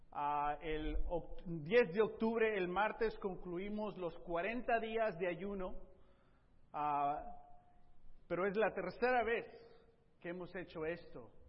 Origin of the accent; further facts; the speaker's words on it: Tepic, Nayarit, Mexico; born there; Mi primera en Tepic, yo nací en Tepic, Nayarit, en México, Colonia 2, calle Loma, eh, eh, calle 2, número 138, el barrio Lomas Altas, Tepic Nayarit.